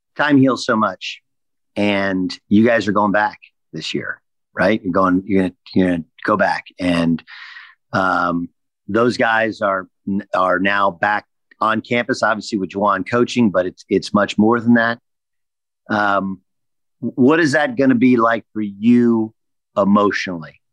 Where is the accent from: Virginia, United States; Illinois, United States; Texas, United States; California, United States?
California, United States; Orange County; I grew up in Orange County